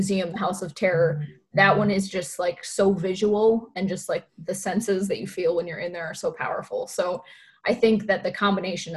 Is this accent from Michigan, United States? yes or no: yes; Upper Michigan, United States; now in Wisconsin, United States; I'm originally from Upper Michigan, so north of Wisconsin, I moved to Wisconsin